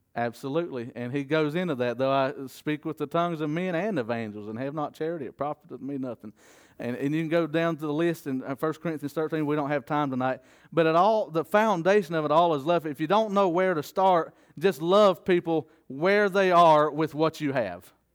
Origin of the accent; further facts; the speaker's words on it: the South, United States; as a Southerner